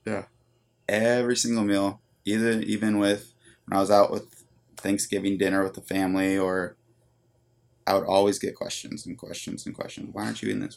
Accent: San Luis Obispo, California, United States; I grew up, like I said, here in San Luis, and I was very active

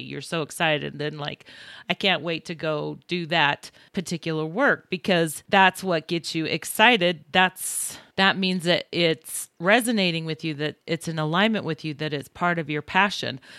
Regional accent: Utah, United States; also born or lived in Libertyville, Illinois; I was born in Libertyville, Illinois, and we moved to Utah when I was three years old, so I really didn't know the area

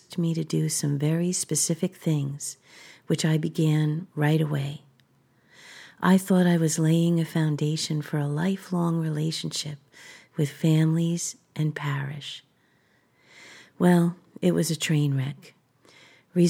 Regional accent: Three Fingers Cove, New Jersey, United States; moved away as an adult; also born or lived in Bronx, New York; now in Washington State, United States; Three Fingers Cove, where I grew up

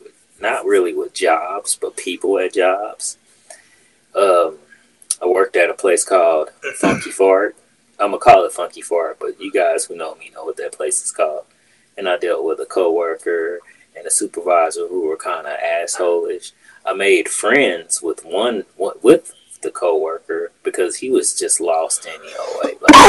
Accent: Kansas City, Missouri, United States; now in St. Louis, United States; I came from Kansas City. Totally different, you know, sides of Missouri. Totally different types of people. Like, and maybe it's just the fact that I'm used to Kansas City and Kansas City people.

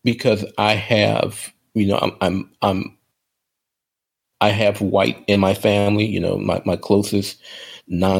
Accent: New Orleans, Louisiana, United States; in my hometown of New Orleans

